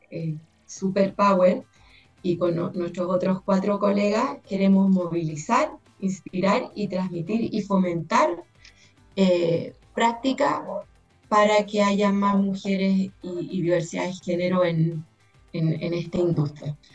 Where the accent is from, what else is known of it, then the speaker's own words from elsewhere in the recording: Chile; En Chile somos seis chilenos los que somos partes hombres y mujeres